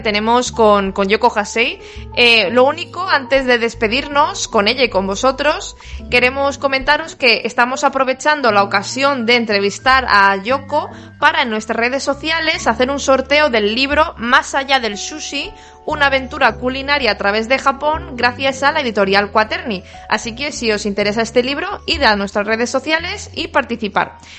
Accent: Spain; Yo soy española

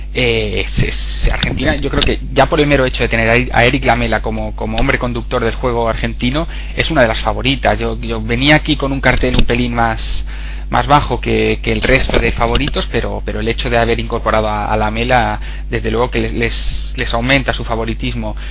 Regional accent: Spain

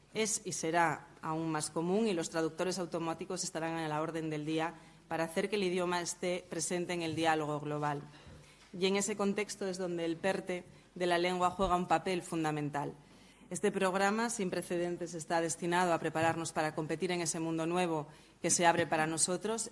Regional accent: Asturias, Spain

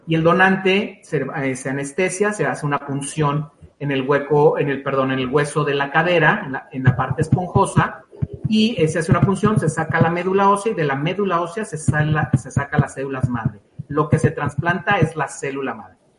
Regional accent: Mexico; como mexicanos eh, no tenemos la cultura de donación

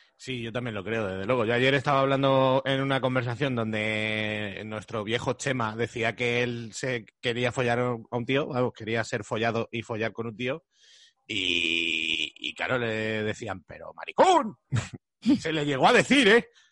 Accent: Madrid, Community of Madrid, Spain; los de Madrid nos pasamos un poco

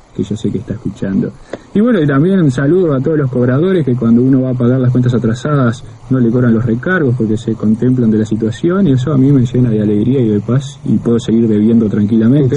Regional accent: Montevideo, Uruguay; el Prado, lugar donde yo nací

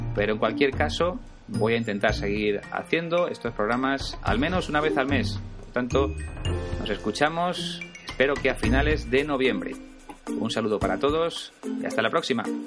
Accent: Spain; Yo soy español, es mi caso, y voy a seguir siéndolo siempre

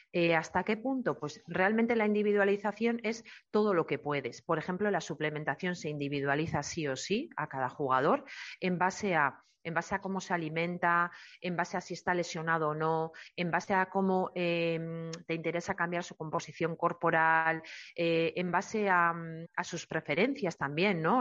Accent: Eibar, Basque Country, Spain; yo soy de Eibar y he vivido, he nacido y he vivido toda la vida allí

